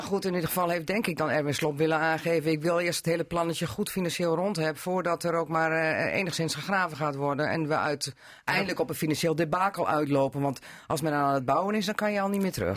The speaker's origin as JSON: {"language": "Dutch", "area": "between Meppel", "region": "Southwest Drenthe", "country": "Netherlands", "said": "ik kom van het Zuidwest-Zaand, tussen Meppel en weg"}